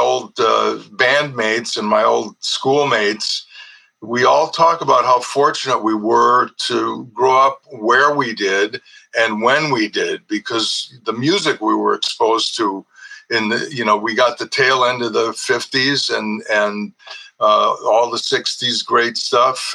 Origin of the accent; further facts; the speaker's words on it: Shorewood, Wisconsin, United States; moved away; also born or lived in Milwaukee; I was born in Milwaukee and grew up in Shorewood.